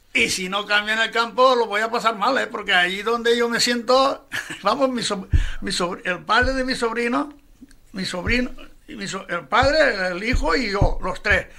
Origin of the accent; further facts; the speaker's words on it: Valencia, Valencian Community, Spain; cuando yo estaba en un asilo de, la infancia, o sea, en un asilo que se llamaba el asilo de la protectora del niño Jesús, en Guillén de Castro 32.